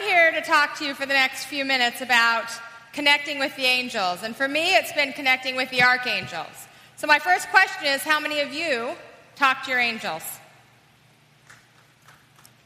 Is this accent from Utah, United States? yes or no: yes; Salt Lake City, Utah, United States; I was raised in Salt Lake City, Utah